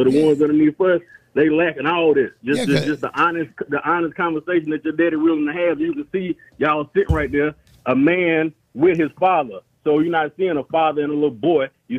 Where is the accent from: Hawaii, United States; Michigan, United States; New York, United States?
Michigan, United States; Flint; I was born and raised in Flint